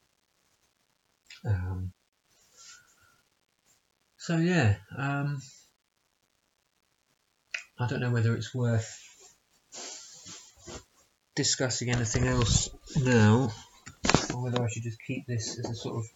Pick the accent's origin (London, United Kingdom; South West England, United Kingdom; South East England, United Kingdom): South West England, United Kingdom; Bristol; in my hometown of Bristol